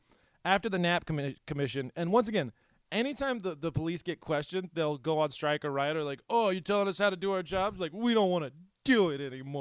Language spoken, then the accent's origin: English; New Jersey, United States; born there; I was born in New Jersey.